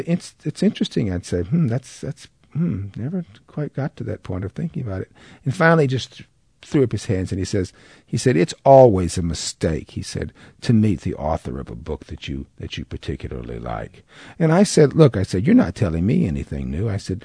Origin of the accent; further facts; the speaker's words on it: the South, United States; It's one of the advantages to being a Southerner.